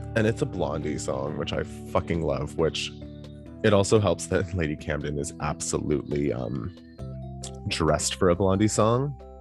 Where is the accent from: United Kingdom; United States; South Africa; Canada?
Canada; as a Canadian